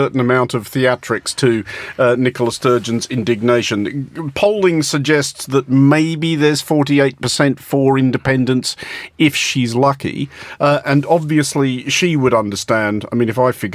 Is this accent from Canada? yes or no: no; Australia; I'm Australian